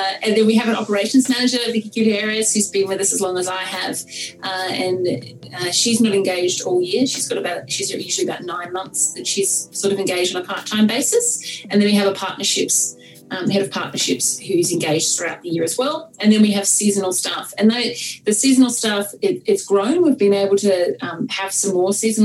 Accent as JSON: {"language": "English", "region": "Tasmania", "country": "Australia", "tie": "born or raised there", "moved": "yes", "said": "when I was a teenager growing up in Tasmania in the 90s"}